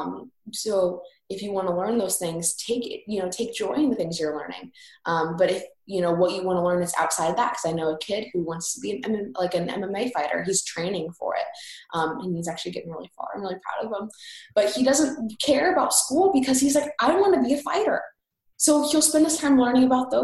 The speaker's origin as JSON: {"language": "English", "region": "Indiana", "country": "United States", "said": "from Indiana"}